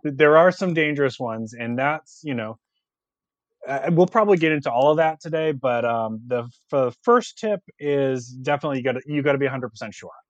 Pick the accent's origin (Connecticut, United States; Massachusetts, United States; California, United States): Massachusetts, United States; Boston; now in South Carolina, United States; I'm actually from Boston originally. I, I live in South Carolina now